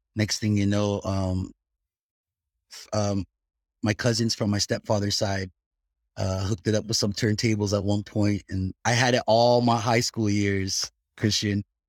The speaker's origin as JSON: {"language": "English", "area": "Bay Area", "region": "California", "country": "United States", "tie": "born or raised there", "also_born_or_lived": "Philippines", "said": "I'm originally from the Bay Area. That's where I grew up"}